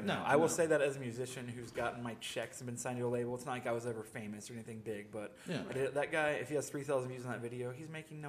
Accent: United States; I'm glad I was born in America

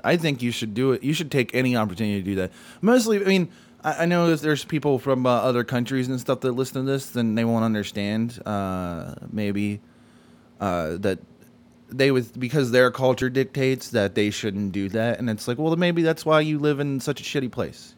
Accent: United States; we're white American males

